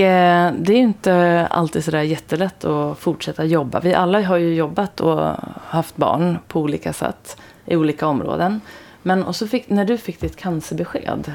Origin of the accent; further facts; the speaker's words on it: Sweden; also born or lived in Stockholm; alla vi är ju då svenskar